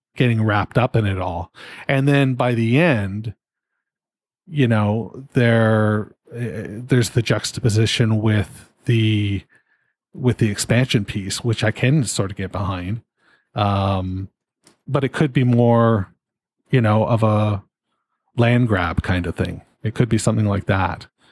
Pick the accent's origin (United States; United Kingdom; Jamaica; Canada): Canada; being a Canadian